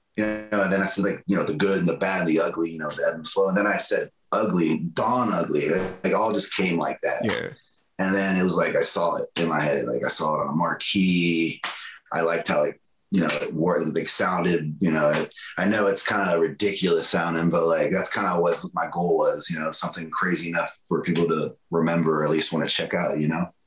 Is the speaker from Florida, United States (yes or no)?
yes; Florida, United States; I'm from Florida